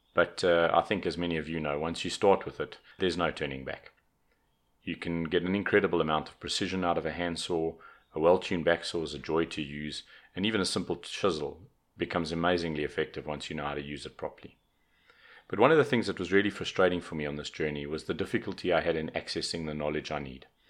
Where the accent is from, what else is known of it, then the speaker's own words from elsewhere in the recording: South Africa; also born or lived in Johannesburg; I'm a South African. I live in Johannesburg